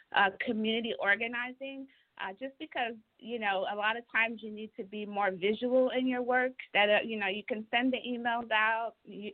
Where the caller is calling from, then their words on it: Texas, United States; I'm calling in from Texas.